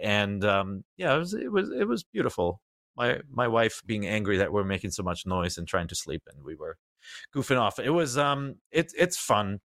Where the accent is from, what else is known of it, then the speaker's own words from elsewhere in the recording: Germany; moved away; I grew up in Germany